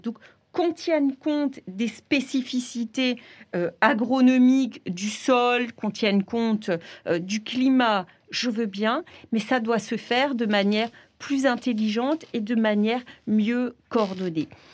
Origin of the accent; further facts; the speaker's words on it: France; chez nous, en France